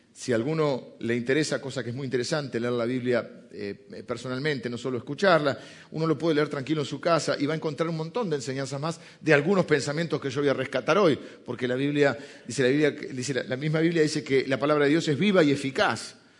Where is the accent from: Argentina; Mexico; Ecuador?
Argentina; argentinos somos italianos que hablan español